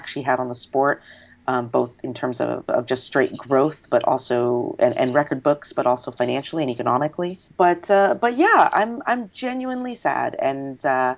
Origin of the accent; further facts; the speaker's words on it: United States; I'm not Chinese, I'm Asian American